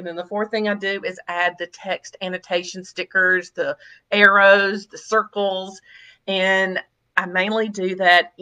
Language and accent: English; Mississippi, United States; I was born and raised in Mississippi and I still live here.